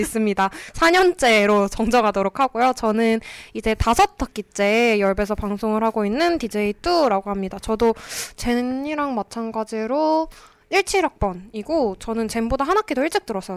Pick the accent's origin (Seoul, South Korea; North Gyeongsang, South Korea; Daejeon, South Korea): Seoul, South Korea; 저는 본가가 서울이거든요.